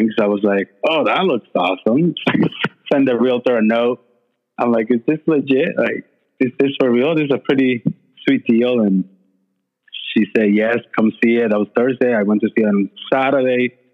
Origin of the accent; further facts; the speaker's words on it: Puerto Rico; moved away; also born or lived in Boston; I was raised and born in Puerto Rico, small town, Como Nuevo